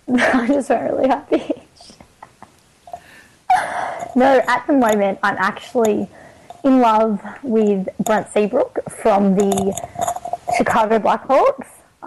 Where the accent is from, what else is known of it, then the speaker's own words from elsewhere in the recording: New South Wales, Australia; Because I am from Greater Western Sydney.